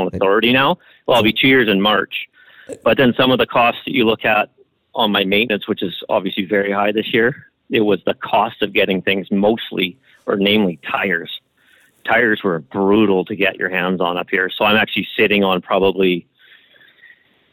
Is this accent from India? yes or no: no; Canada; I'm Canadian